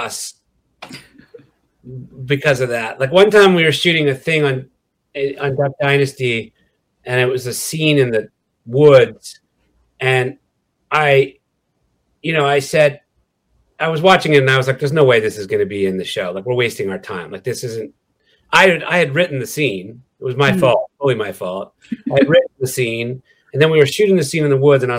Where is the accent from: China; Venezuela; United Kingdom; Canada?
Canada; Quebec; moved away as an adult; now in Los Angeles, United States; I grew up in Quebec